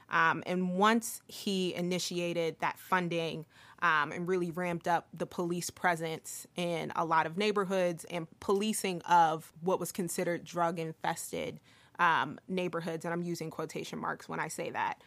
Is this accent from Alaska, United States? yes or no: no; Philadelphia, Pennsylvania, United States; I grew up in Northern Liberties in the 90s